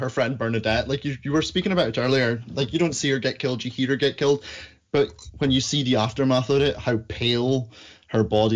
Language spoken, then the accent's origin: English; Aberdeen, Scotland, United Kingdom; I'm from Aberdeen in Scotland